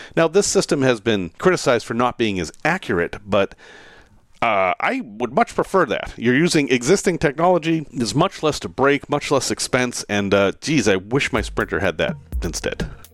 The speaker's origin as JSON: {"language": "English", "country": "United States", "said": "as an American"}